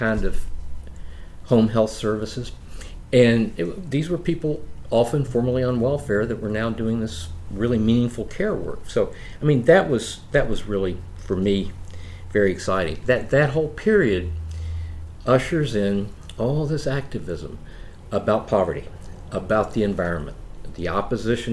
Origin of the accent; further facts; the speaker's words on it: Logan County, West Virginia, United States; also born or lived in Beckley, West Virginia; I grew up in Logan County, West Virginia, later moved to Beckley, West Virginia.